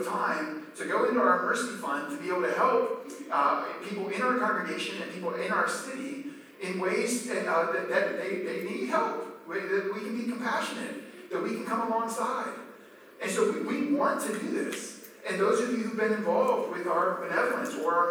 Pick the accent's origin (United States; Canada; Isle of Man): United States; Maryland; I grew up in Maryland.